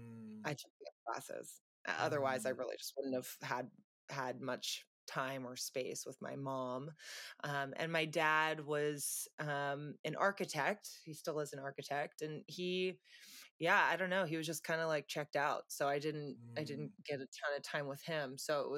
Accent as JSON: {"language": "English", "town": "San Luis Obispo", "region": "California", "country": "United States", "tie": "born or raised there", "moved": "yes", "said": "originally I'm from San Luis Obispo, California. It's about halfway between LA and San Francisco on the Central Coast. Beautiful place to grow up"}